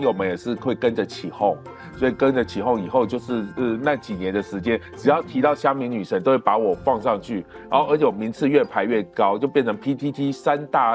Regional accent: Kaohsiung, Taiwan; 因为我以前住高雄嘛，高雄冈山、眷村旁边

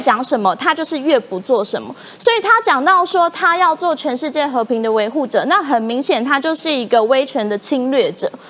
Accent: Taiwan; 作为台湾人是非常有感啦

